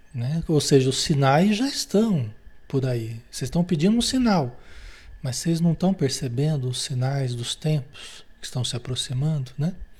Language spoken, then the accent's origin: Portuguese; Marília, São Paulo, Brazil; lá em Marília, São Paulo, onde eu nasci, né? Cidade onde eu nasci